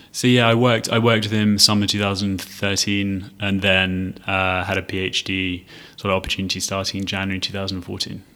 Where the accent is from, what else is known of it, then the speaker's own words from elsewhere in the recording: London, United Kingdom; moved away as an adult; also born or lived in Edinburgh / Leiden / Cambridge; now in Singapore; I was born in London um, and sort of studied in the UK, got a chance to go up to Edinburgh University to study